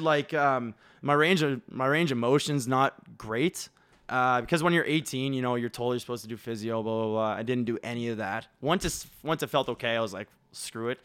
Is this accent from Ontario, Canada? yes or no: no; Williamswood, Nova Scotia, Canada; grew up in Williamswood, where Tanner grew up.